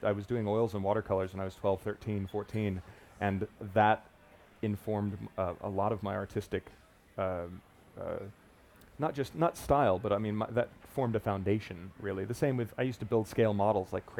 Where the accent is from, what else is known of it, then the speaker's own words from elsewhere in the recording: Miami Beach, Florida, United States; moved away; also born or lived in Fort Lauderdale; I grew up in Miami Beach, Fort Lauderdale, and spent a lot of my time when I lived there on the beach